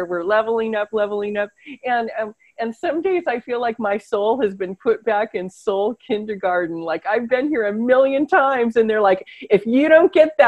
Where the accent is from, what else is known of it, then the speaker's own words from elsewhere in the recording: California, United States; I grew up in California